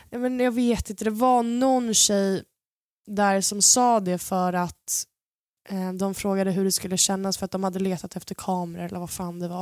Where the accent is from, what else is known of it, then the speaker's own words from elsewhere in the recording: Sweden; de trodde att jag var absolut inte från Sverige